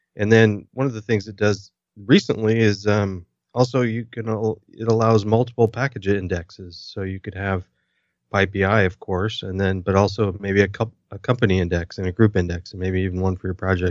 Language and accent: English; United States; being an American